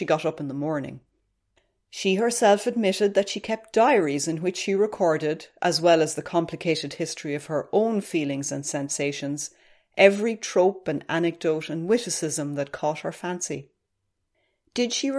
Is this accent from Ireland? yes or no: yes; Ireland; as an Irish person